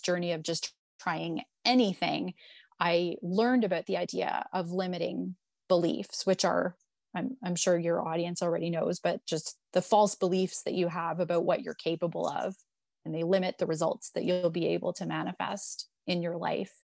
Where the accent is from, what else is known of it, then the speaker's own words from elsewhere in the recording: Toronto, Ontario, Canada; moved away as an adult; So I'm born and raised in Toronto.